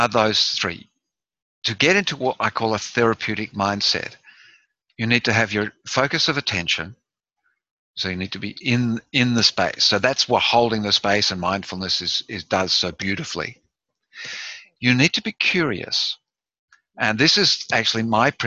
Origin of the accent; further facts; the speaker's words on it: Australia; I'm Australian